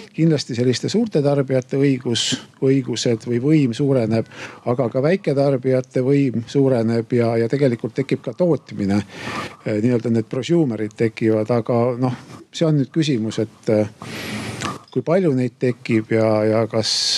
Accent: Tartu, Tartu County, Estonia; mina tulen Tartust

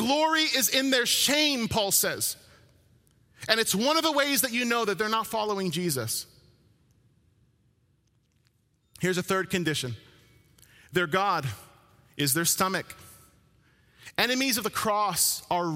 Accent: New Jersey, United States; moved away; I'm from New Jersey, born and raised

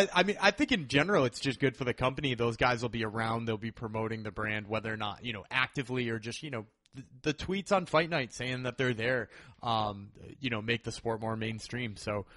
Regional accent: Massachusetts, United States; So while I am I'm from Massachusetts

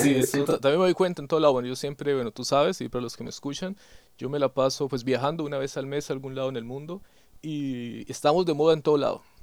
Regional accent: Colombia; now in Germany; de Colombia

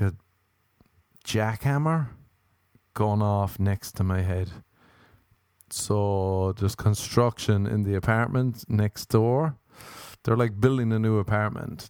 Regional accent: Ireland; accent: Irish; moved away; I'm Irish. I have an Irish passport

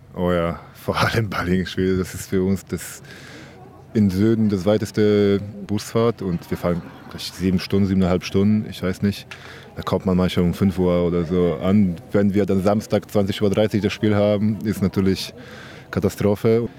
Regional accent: Gdynia, Pomeranian Voivodeship, Poland; German is a second language; moved away; Ich komme aus Gdynia, das ist eine Stadt neben Danzig

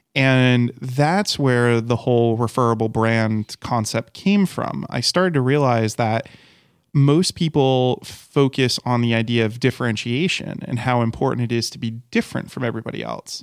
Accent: Rhode Island, United States; moved away; I'm from Rhode Island. And when I was in Rhode Island and I was getting my degree in education

